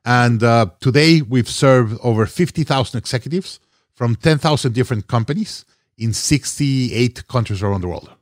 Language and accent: English; Mexico City, Mexico; moved away as an adult; also born or lived in Monterrey, Mexico / Hong Kong; originally from Mexico. I was born in Monterrey, Mexico, raised in Mexico City.